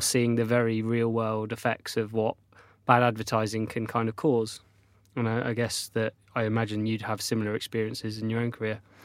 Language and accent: English; North Devon, South West England, United Kingdom; when I was a child, I grew up in North Devon on the south coast.